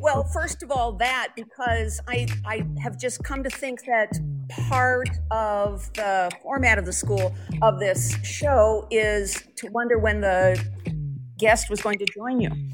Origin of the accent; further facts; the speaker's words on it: Colorado, United States; also born or lived in Portland, Oregon / New Haven, Connecticut / Minneapolis / Iowa; now in Central Oregon, United States; I grew up in Colorado, but I've lived on both coasts